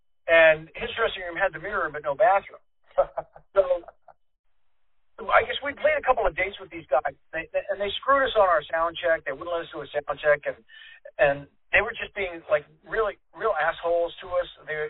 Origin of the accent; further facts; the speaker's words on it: Boston, Massachusetts, United States; Because we're from Boston